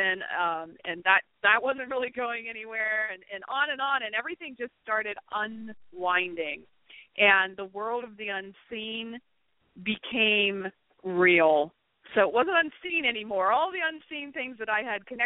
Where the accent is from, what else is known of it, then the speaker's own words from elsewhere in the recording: Pennsylvania, United States; moved away; I grew up in Pennsylvania